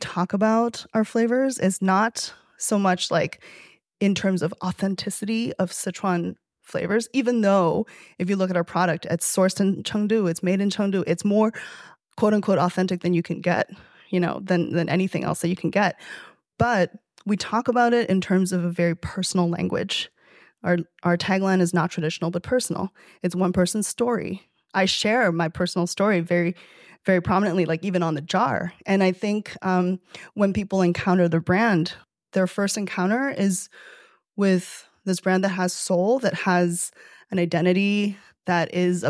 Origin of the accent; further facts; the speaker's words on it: Toronto, Ontario, Canada; we're about to launch in Canada, which I'm excited about because I'm from Toronto.